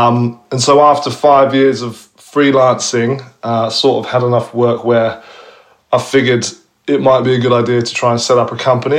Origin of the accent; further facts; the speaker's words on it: Eastbourne, South East England, United Kingdom; moved away as an adult; also born or lived in Kingston upon Thames; now in Melbourne, Australia; Obviously, grew up in Eastbourne, as I mentioned. I went to university in Kingston upon Thames.